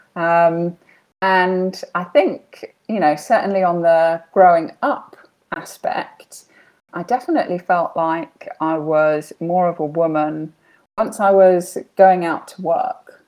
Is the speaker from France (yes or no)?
no; United Kingdom; now in Bahrain; I am British, but currently living in Bahrain in the Middle East